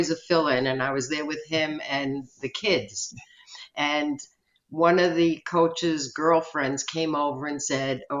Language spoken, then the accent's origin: English; Long Island, New York, United States; I grew up on Long Island